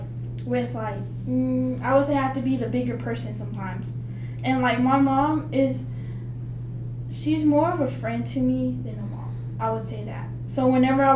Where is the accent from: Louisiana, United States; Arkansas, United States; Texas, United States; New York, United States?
Arkansas, United States; Fordyce; accent: Southern; moved away as an adult; I am from the South. My accent is way stronger than up here